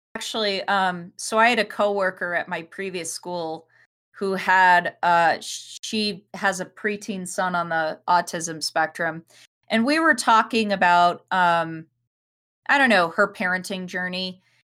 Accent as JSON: {"language": "English", "town": "Denver", "region": "Colorado", "country": "United States", "tie": "born or raised there", "said": "we grew up in Denver"}